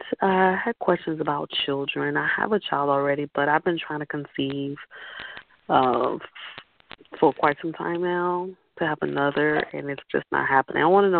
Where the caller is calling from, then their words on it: Central Florida, United States; I'm calling from Florida.